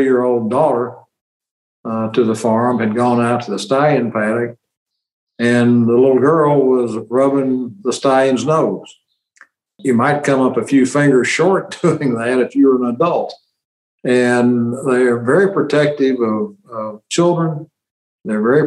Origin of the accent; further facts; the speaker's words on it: Kennett, Missouri, United States; moved away as an adult; also born or lived in Sikeston, Missouri; now in Memphis, United States; my hometown of Kennett